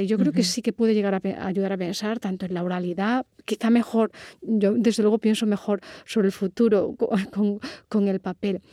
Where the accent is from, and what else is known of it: Córdoba, Andalusia, Spain